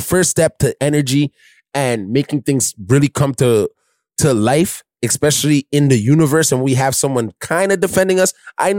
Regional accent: Chicago, Illinois, United States; You can't stop me. I'm from Chicago.

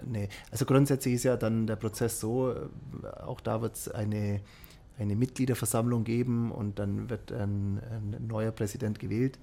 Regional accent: Germany; bei uns in Deutschland

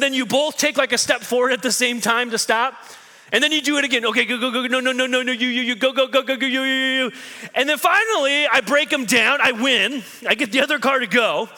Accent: Midwest, United States; now in New York, United States; So I go from being a good Midwestern person to being a New Yorker real fast

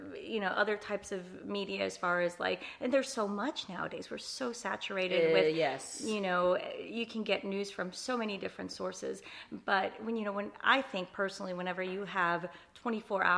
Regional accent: New Orleans, Louisiana, United States; first language Spanish; English is a second language; moved away as an adult; also born or lived in Honduras / Biloxi, Mississippi / Jackson; now in Corpus Christi, United States; I grew up in New Orleans.

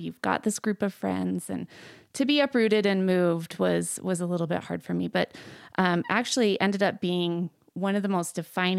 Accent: Layton, Utah, United States; I grew up in Utah, in northern Utah, in Layton.

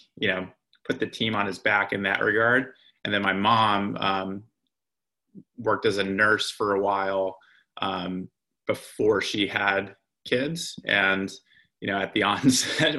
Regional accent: Lehigh Valley, Pennsylvania, United States; also born or lived in Northern New Jersey; I was born in Northern New Jersey, but we moved to the Lehigh Valley probably when I was 5 or 6 years old.

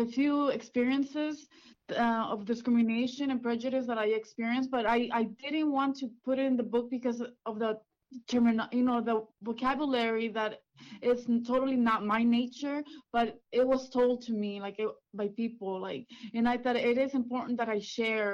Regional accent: Washington, United States; English is a second language; also born or lived in Watsonville, California / Mexico; now in Los Angeles, United States; I lived there until I was 8, and then we moved to Washington State

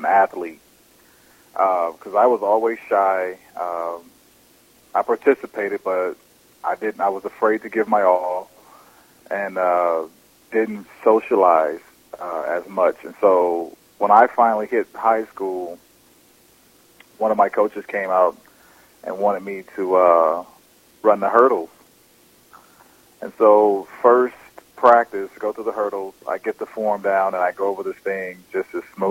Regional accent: Texarkana, Arkansas, United States; born or raised there; also born or lived in Vicksburg, Mississippi

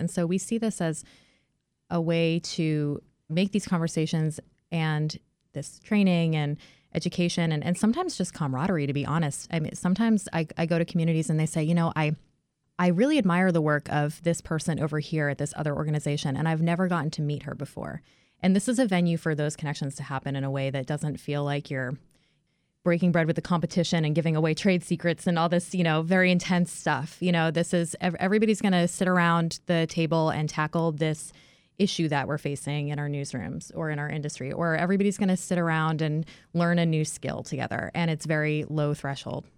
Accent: near Boston, Massachusetts, United States; moved away; I grew up near Boston

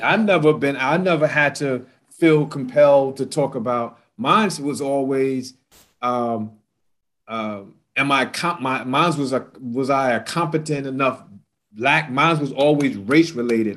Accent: New York City, New York, United States; I grew up in New York City as a 17 year old

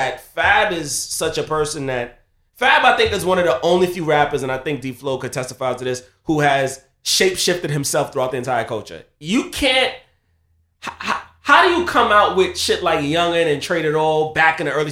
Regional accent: New York City, New York, United States; I'm from Queens too.

